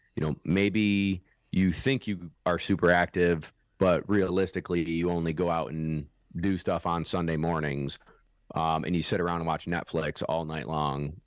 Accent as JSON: {"language": "English", "town": "Syracuse", "region": "New York", "country": "United States", "also_born_or_lived": "South Carolina", "said": "I'm from Syracuse, New York"}